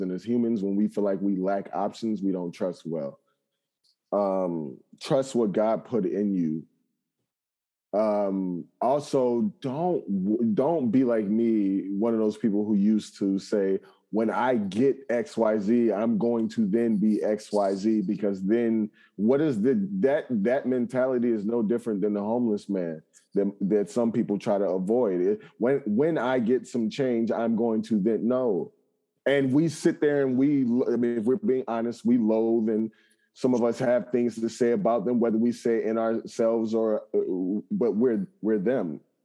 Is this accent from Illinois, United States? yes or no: yes; Chicago, Illinois, United States; growing up in Chicago, never leaving the city limits